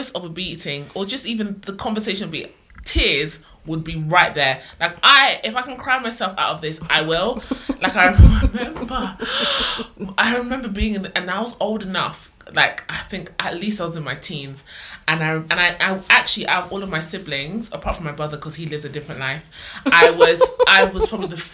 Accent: London, United Kingdom; I lived quite a bit away from Chiswick.

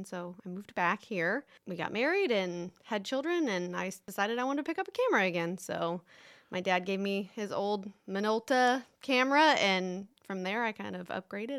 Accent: Bluffton, Indiana, United States; Yeah, that's where I'm originally from. And then when I moved to Orlando, I came back here.

